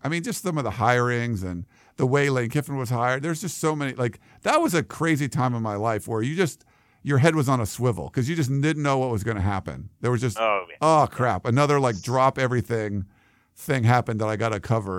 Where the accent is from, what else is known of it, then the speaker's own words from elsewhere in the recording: Massachusetts, United States; growing up in Massachusetts.